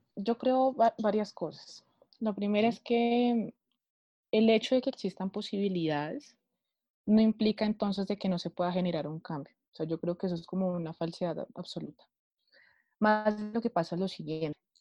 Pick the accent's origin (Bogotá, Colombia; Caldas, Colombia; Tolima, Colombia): Bogotá, Colombia; soy de Bogotá, Colombia